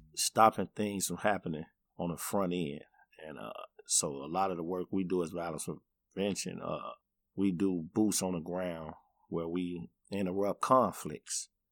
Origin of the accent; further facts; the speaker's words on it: Chicago, Illinois, United States; I grew up in the uh, 80s and 90s in Bronzeville